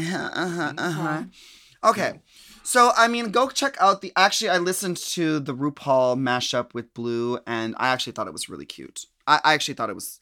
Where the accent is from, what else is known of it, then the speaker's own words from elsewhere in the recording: United States; we as American queens